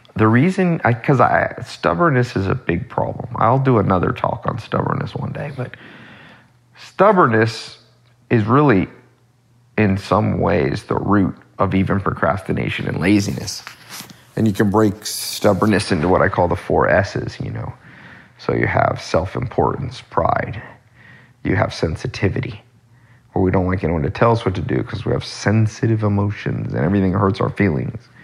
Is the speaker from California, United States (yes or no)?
yes; Long Beach, California, United States; now in Hollywood, United States; I was born in Los Angeles, but not the nice part, not the Hollywood, Beverly Hills part. I was born in Long Beach, and uh, when I was older, adult, I came to Hollywood